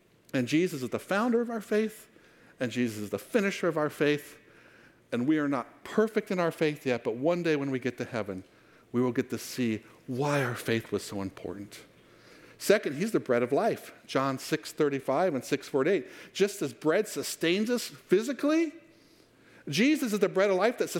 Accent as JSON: {"language": "English", "town": "Fallbrook", "region": "California", "country": "United States", "tie": "born or raised there", "said": "I grew up in Fallbrook"}